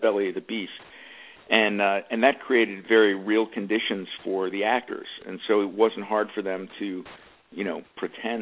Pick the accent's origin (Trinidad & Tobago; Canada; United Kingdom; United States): United States; Media, Pennsylvania; moved away; also born or lived in New York; I'm from a town called Media, Pennsylvania